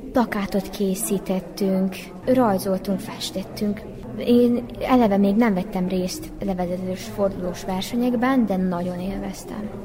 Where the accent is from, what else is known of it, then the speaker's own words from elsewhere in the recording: Subotica, Vojvodina, Serbia; Szabadkáról jöttem, Széchenyi István általános iskolába járok.